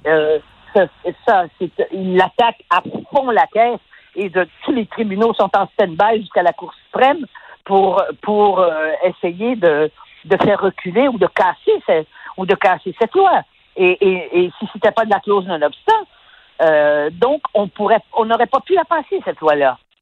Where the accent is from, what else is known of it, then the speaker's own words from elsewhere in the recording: Quebec, Canada; nous, du Québec